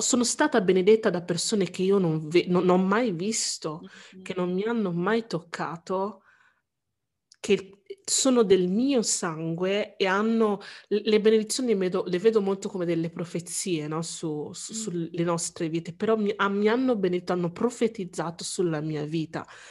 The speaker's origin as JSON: {"language": "Italian", "country": "Italy", "tie": "born or raised there", "said": "essendo io nato in Italia"}